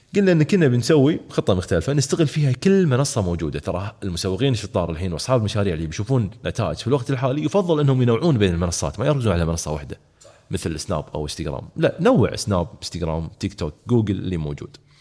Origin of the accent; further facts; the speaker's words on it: Kuwait; احنا عندنا في الكويت